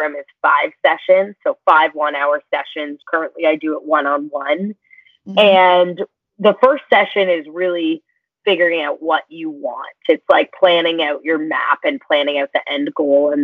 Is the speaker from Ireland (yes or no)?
no; Toronto, Ontario, Canada; also born or lived in London, Ontario; I was born and raised in Toronto